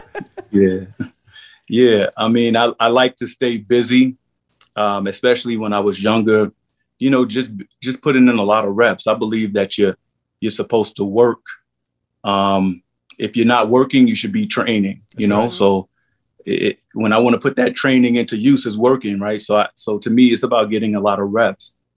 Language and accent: English; New York City, New York, United States; I ran the streets of Harlem, 125th Street. You know, I'm from St. Nick Projects, One Two Third and Lenox